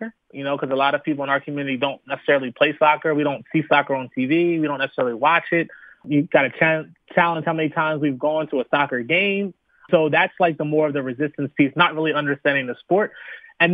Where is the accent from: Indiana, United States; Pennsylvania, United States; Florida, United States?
Pennsylvania, United States; Philadelphia; as the pastor mentioned. Born and raised in Philadelphia. Attended high school at St. Joseph's Prep. Attended college at St. Joseph's University.